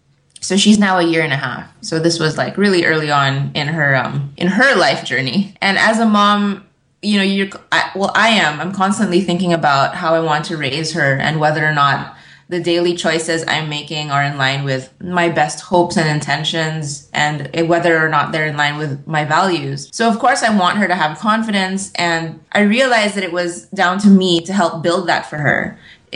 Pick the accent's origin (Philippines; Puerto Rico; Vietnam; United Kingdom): Philippines; I'm mostly Filipino, but I have a lot of European influences.